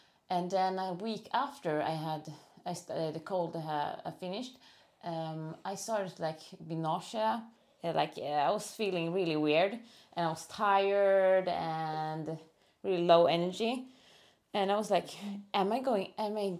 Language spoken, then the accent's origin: English; Eskilstuna, Södermanland, Sweden; moved away as an adult; also born or lived in Oslo, Norway; I'm 35 years old, and I'm from Eskilstuna